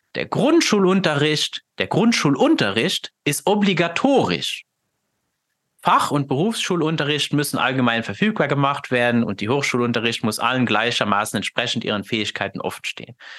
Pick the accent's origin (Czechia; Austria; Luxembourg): Luxembourg; German is a second language; dass ich ja gebürtig aus Luxemburg bin. Das heißt, ich habe ja sowieso schon mal einen ganz anderen, kommuniziere jetzt hier mit dir auf Deutsch, aber das ist ja nicht meine Muttersprache